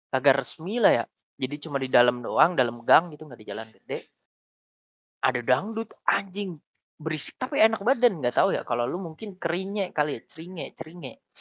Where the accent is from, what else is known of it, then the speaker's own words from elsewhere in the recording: Pati, Central Java, Indonesia; kampung gue di Pati ya.